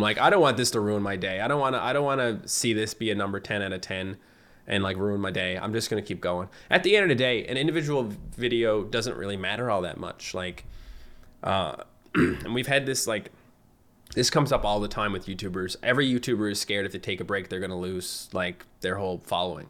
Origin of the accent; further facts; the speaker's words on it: Fogo Island, Newfoundland and Labrador, Canada; accent: Newfie; moved away as an adult; I lived on an island. Like, I'm from Fogo Island, so, like, we didn't even have high-speed internet until two thousand eight